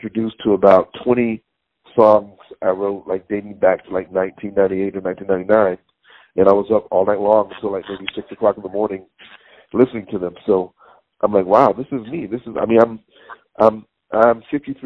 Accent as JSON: {"language": "English", "town": "Conyers", "region": "Georgia", "country": "United States", "tie": "born or raised there", "moved": "yes", "lives_now": "Hackensack, United States", "said": "I was from Georgia, you know, from the Baptist Church"}